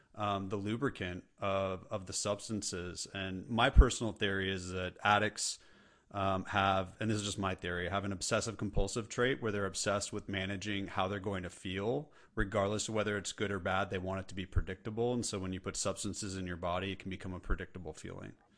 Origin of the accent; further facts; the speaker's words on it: California, United States; now in the South, United States; I live in the South and I'm from California